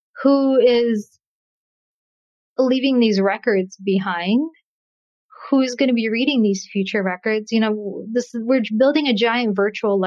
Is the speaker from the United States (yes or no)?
no; Russia; moved away; I'm a refugee. I'm a refugee from Russia. So I know the experience of leaving a country